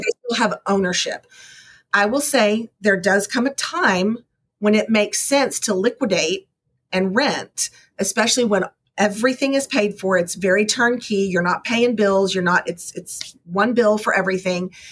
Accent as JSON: {"language": "English", "region": "Texas", "country": "United States", "said": "I'm from Texas, so I really like a good barbecue."}